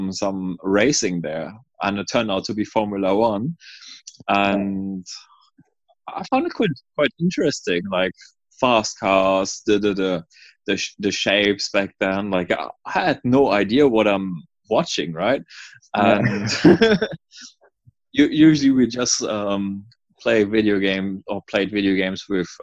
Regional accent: Stralsund, Mecklenburg-Vorpommern, Germany; English is a second language; moved away as an adult; also born or lived in New Zealand; now in Sydney, Australia; Originally, I'm from Germany, Stralsund, in the northeast of Germany. I went to school there, studied around there

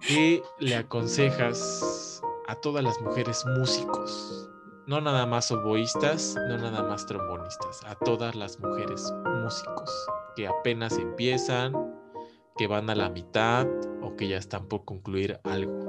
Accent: Mexico; moved away

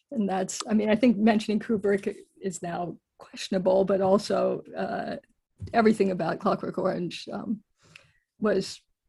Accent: United Kingdom; also born or lived in United States; That's correct, but I always have to clarify this, that I am British as well.

